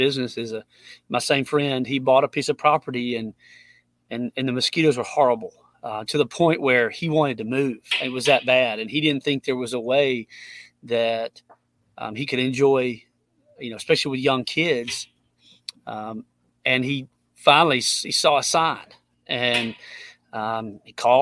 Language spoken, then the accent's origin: English; Tuscaloosa, Alabama, United States; I grew up here in Tuscaloosa